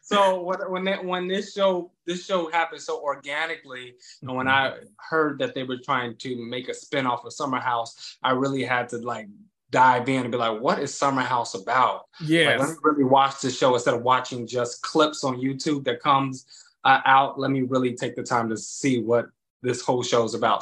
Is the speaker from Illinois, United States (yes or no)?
yes; Chicago, Illinois, United States; now in New York, United States; I'm originally from Chicago, Illinois